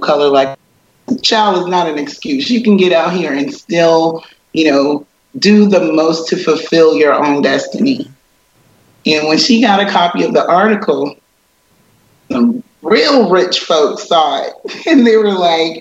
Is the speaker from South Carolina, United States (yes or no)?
yes; Sumter, South Carolina, United States; moved away as an adult; also born or lived in Alaska; now in Kuwait; I'm from Sumter, South Carolina